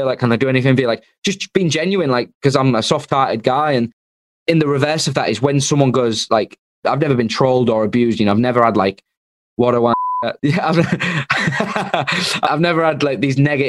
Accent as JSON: {"language": "English", "town": "Hull", "region": "Yorkshire and the Humber", "country": "United Kingdom", "said": "I'm from Hull"}